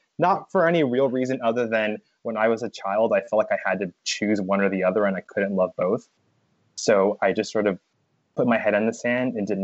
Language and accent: English; Los Angeles, California, United States; now in New York City, United States; originally I grew up in Los Angeles, California